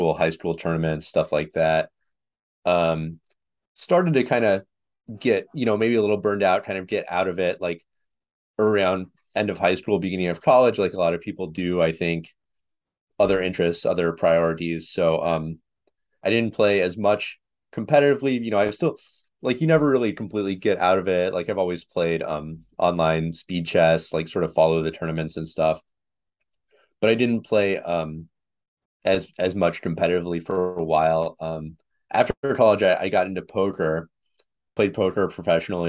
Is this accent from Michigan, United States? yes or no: yes; Ann Arbor, Michigan, United States; also born or lived in Nebraska; I grew up in Ann Arbor, Michigan